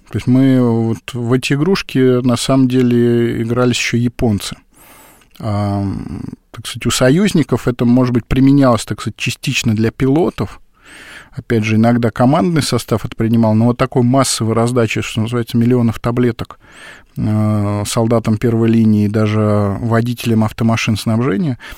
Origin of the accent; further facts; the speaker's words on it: Tashkent, Uzbekistan; Вот, например, в моем родном городе Ташкенте как появился 84-й авиационный завод?